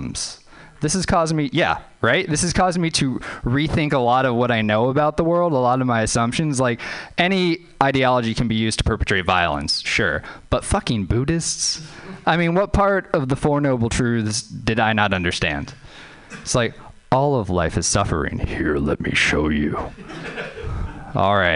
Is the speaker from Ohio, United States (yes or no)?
no; New Orleans, Louisiana, United States; moved away; I was growing up in Louisiana